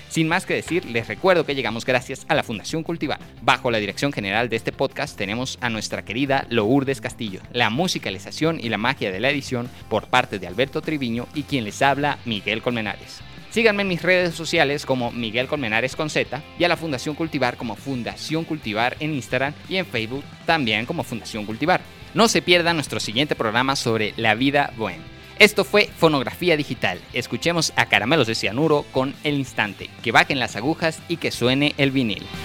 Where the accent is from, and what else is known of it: Venezuela